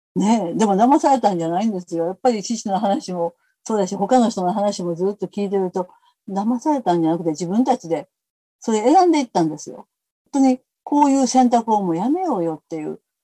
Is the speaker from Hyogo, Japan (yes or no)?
yes; Kobe, Hyogo, Japan; うちの家はもうすごい貧しかったので、田舎から出てきて、神戸に来てですね